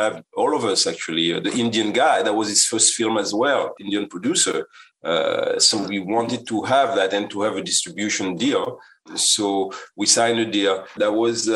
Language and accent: English; Guadeloupe; now in United States; I come from the island, from Guadeloupe